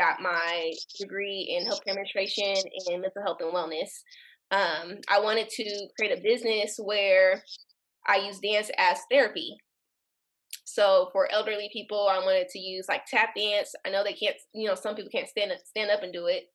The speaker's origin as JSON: {"language": "English", "town": "Portland", "region": "Oregon", "country": "United States", "tie": "born or raised there", "said": "I was born and raised in Portland, Oregon"}